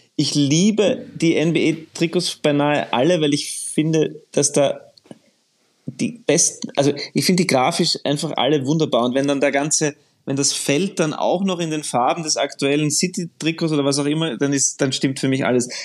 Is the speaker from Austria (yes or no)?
yes; Austria; ich als Österreicher